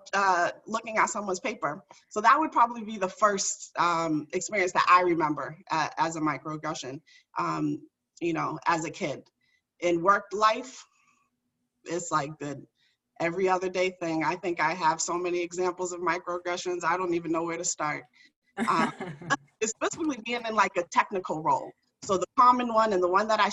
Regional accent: Boston, Massachusetts, United States; I grew up in Dorchester. So for the folks that aren't from Massachusetts, it's like a urban neighborhood in Boston

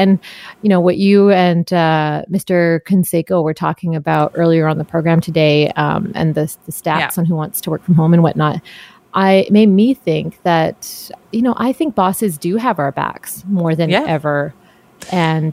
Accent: Canada; being Canadian

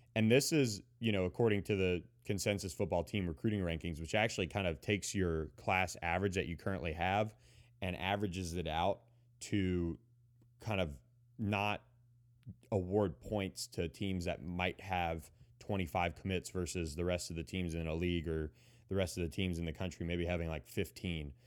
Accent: Florida, United States; my home state of Florida

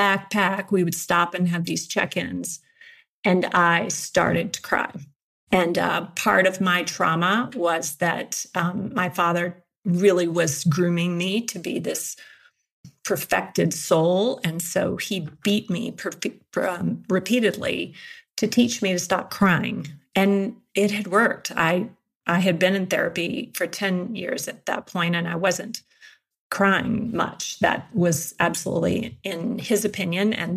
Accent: Georgia, United States; now in Colorado, United States; I'm from Georgia

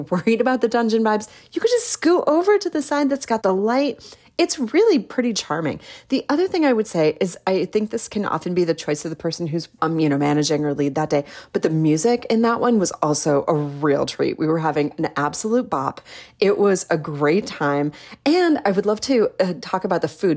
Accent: Midwest, United States; now in Salt Lake City, United States; I'm from the Midwest

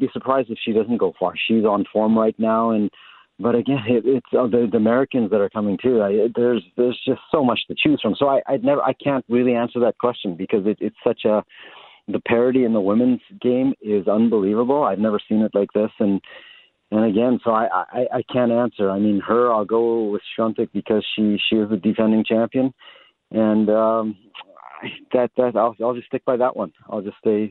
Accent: Canada; as a Canadian

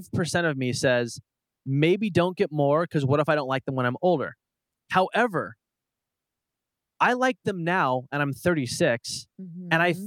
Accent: Portland, Oregon, United States; I'm born and raised in Portland, and part of Portland is like the trees of Oregon, and it's lush and it's green.

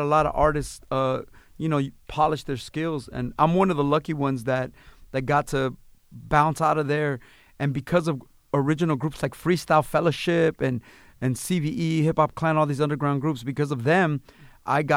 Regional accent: Los Angeles, California, United States; I was born in East L.A. I grew up in mid-city L.A. on a Washington and La Brea

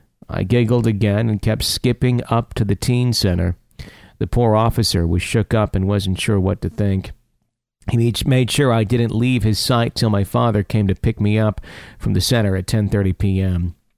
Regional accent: Ohio, United States; Backstory on me, I'm from Ohio, and I come from a family that is very big into the paranormal.

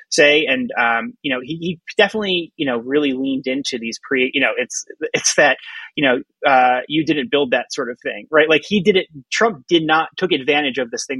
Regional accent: Philadelphia, Pennsylvania, United States; I'm from the Philly area

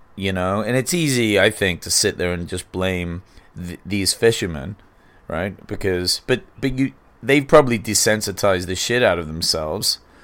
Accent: England, United Kingdom; now in United States; growing up in England

